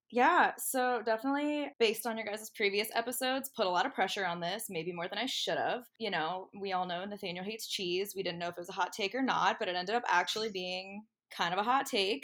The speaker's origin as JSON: {"language": "English", "town": "Medina", "region": "Ohio", "country": "United States", "tie": "born or raised there", "moved": "as an adult", "lives_now": "Columbus, United States", "said": "I am originally from Medina, Ohio, um, the 330, dirty 330, whatever you want to call it um, hashtag hometown pride"}